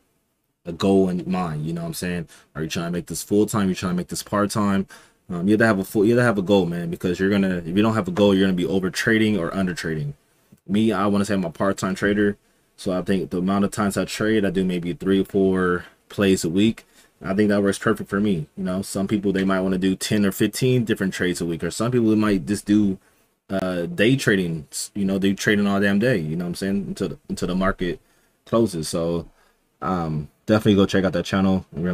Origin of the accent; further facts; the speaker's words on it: Los Angeles, California, United States; also born or lived in Inland Empire, California; I'm from Los Angeles, California. I want to say like down in the South Bay, so not really like in the South Central area